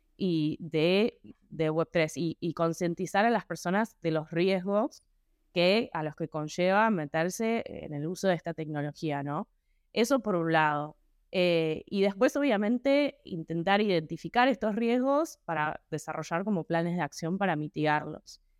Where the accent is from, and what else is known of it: Argentina